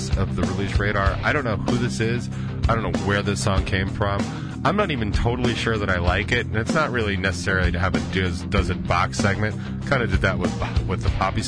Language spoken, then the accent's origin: English; Denver, Colorado, United States; moved away; I grew up in Denver